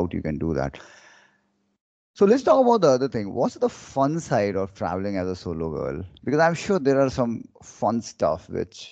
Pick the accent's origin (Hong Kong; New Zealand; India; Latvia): India; I'm born and brought up in India